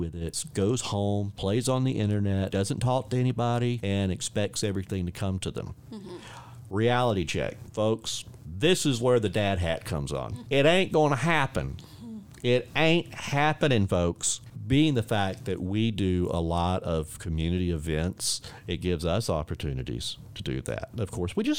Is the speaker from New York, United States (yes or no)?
no; Warner Robins, Georgia, United States; now in Panama City Beach, United States; I'm originally from Warner Robins, Georgia